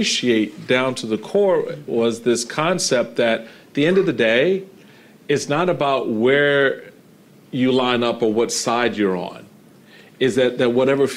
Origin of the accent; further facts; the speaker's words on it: Washington, District of Columbia, United States; growing up in Washington, D.C. This is my home. I grew up in Petworth